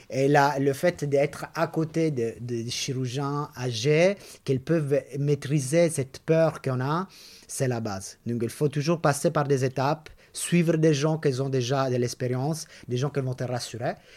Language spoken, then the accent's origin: French; Italy; accent: Italian; French is a second language; moved away as an adult; now in France; je suis italienne, je pense que l'accent, tout le monde va le reconnaître.